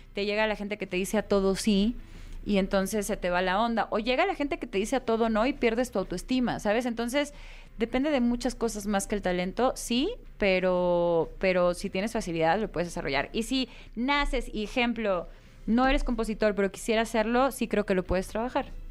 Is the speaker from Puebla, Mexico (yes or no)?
no; Guadalajara, Jalisco, Mexico; now in Mexico City, Mexico; mi tierra Guadalajara